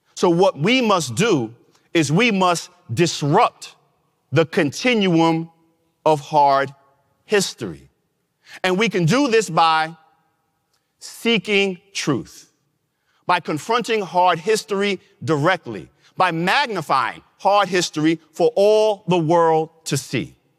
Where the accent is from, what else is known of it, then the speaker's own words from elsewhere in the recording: New York, United States; my home state of New York